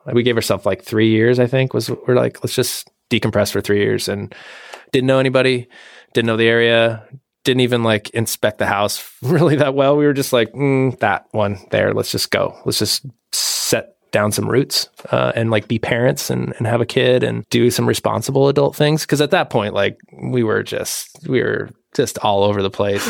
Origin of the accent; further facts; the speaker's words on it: Washington, United States; moved away; I'm from Washington State originally